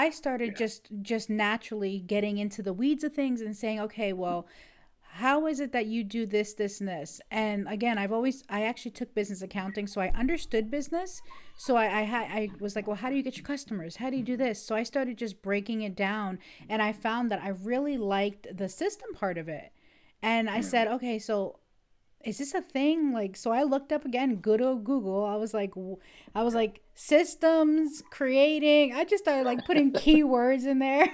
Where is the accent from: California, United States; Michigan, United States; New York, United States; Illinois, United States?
New York, United States; now in Ohio, United States; I am from Ohio, originally from New York State